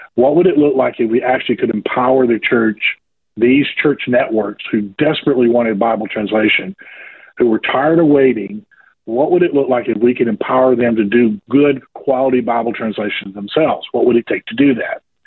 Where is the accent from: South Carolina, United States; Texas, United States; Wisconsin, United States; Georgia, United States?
Georgia, United States; accent: southerner; I was born and raised here in a state called Georgia, over here on the east, southeast of the United States uh, rural part of the country